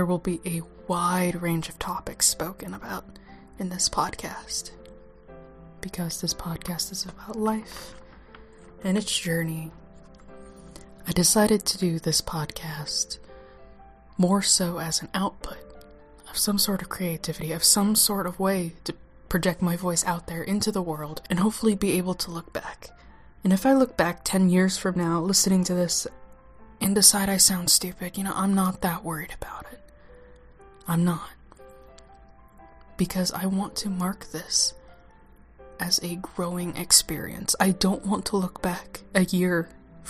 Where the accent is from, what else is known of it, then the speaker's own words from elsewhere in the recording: Oklahoma, United States; accent: southern twang; moved away as an adult; now in Washington, United States; I am from Oklahoma, so if my southern twang comes out, it's what I'm stuck